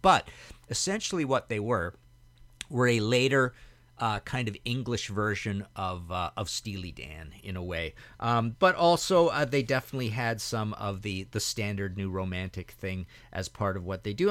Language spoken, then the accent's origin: English; Trail, British Columbia, Canada; moved away as an adult; also born or lived in Hamilton / Vancouver; where I grew up in Trail, B C